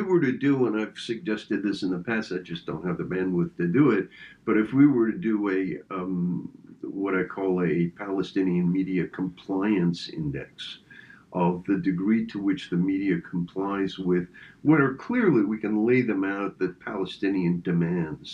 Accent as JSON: {"language": "English", "country": "France", "tie": "born or raised there", "moved": "yes", "said": "I was born in France and have lots of contacts in France, spend time in France"}